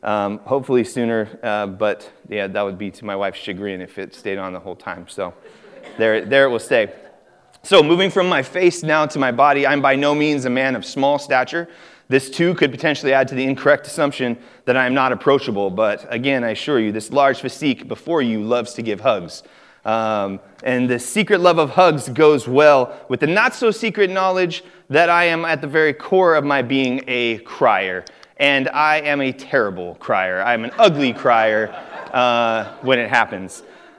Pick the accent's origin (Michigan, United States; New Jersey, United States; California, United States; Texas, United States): California, United States; born there; So I was born in Northern California on an Air Force base just north of Sacramento